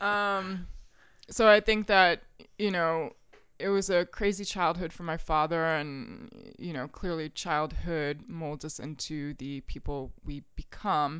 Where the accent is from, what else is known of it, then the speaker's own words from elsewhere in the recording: Richmond, Virginia, United States; moved away as an adult; also born or lived in France; now in New York, United States; I grew up in the West End, like in the Freeman district